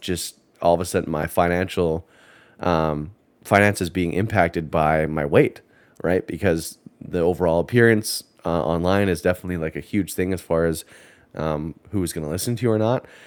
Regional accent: Canada; moved away as an adult; now in United States; I'm Canadian

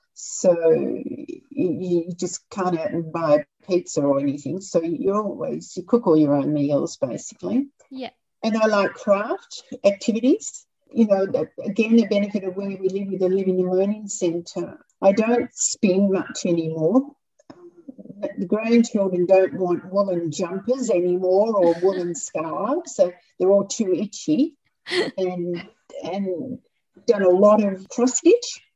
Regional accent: Melbourne, Victoria, Australia; I grew up in Melbourne fire stations, Dad ended up deputy chief

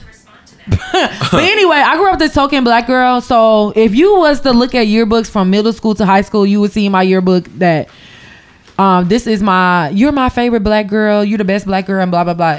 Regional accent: Champaign, Illinois, United States; I grew up being the token black girl because I am from Champaign, Illinois

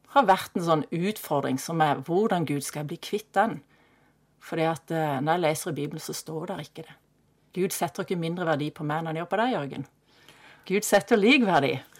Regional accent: Kristiansand, Agder, Norway; Jeg ble født i Kristiansand og vokste opp i Kristiansand på Hellemyr

